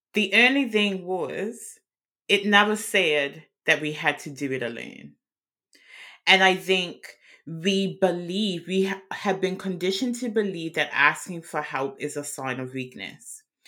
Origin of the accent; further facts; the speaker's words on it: Bermuda; now in Worcester, United Kingdom; I'm outside of London in Worcester, England, which is in the West Midlands, but I'm originally from Bermuda.